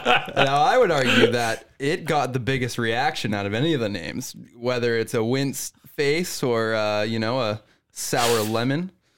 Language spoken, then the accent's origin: English; British Columbia, Canada; I'm a British Columbian.